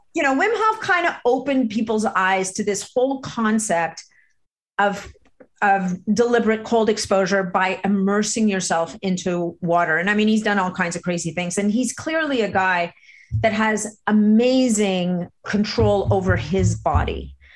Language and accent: English; Montreal, Quebec, Canada; I grew up in Montreal where there's a brutal winter